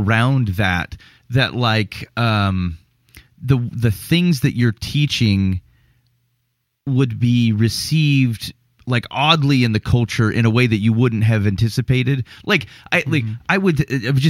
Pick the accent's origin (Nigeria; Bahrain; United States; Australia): United States; being from America